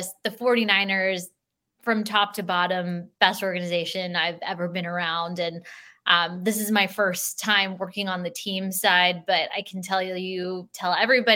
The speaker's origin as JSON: {"language": "English", "region": "California", "country": "United States", "tie": "born or raised there", "also_born_or_lived": "Green Bay / Colorado / San Diego / Sacramento", "said": "I'm a California native. I don't want to leave my home state ever again"}